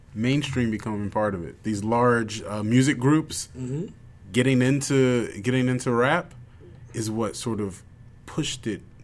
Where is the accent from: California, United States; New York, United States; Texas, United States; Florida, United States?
New York, United States; Bronx; sorry. I'm in from the Bronx.